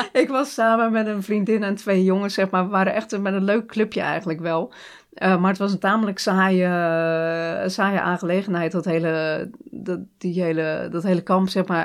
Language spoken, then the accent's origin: Dutch; Hardinxveld-Giessendam, South Holland, Netherlands; moved away; also born or lived in Rotterdam; ik woon in Harniksveld. dus ik kom echt uit de Alblasserwaard